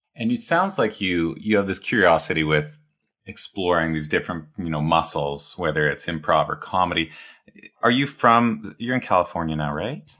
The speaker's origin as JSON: {"language": "English", "town": "Edmonton", "region": "Alberta", "country": "Canada", "tie": "born or raised there", "said": "I grew up in, I'm Canadian, I grew up in a prairie city"}